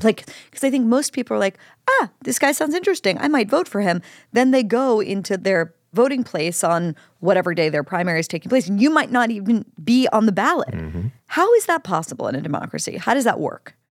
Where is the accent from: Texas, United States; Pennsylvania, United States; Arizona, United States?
Pennsylvania, United States; my home state, Pennsylvania